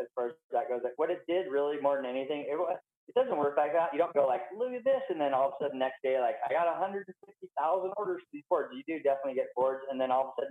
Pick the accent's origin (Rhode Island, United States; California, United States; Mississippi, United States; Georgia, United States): California, United States; Santa Barbara; I'm California. Like, I don't even, I grew up in Santa Barbara. Like, I'm from California, 100%.